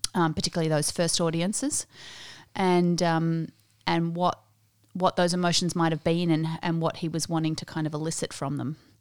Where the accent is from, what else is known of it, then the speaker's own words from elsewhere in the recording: Australia; also born or lived in South Africa; I grew up in the Uniting Church here in Australia, Methodist before that in South Africa